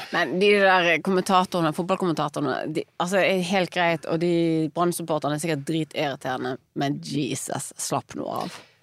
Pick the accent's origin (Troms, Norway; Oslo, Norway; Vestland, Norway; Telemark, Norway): Vestland, Norway; Bergen; moved away as an adult; jeg flyttet fra Bergen i, på 2000-tallet.